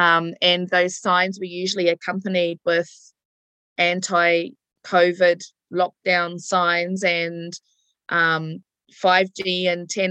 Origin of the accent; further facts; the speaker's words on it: east coast of the North Island, Gisborne, New Zealand; the east coast of Te Ika Māui, whose colonizer name is the North Island